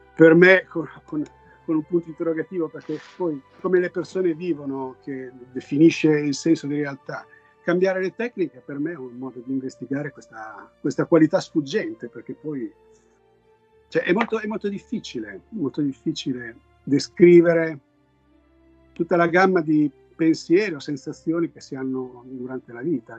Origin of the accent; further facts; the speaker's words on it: Italy; now in Los Angeles, United States